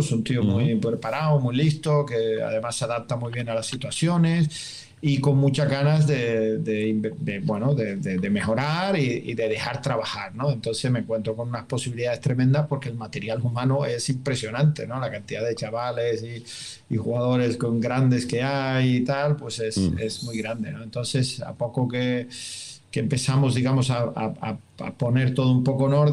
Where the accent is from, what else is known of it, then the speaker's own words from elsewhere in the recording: Germany; Spanish is a second language; cuando llegué aquí pues me preguntaba un poco, eh, como buen alemán, ¿no?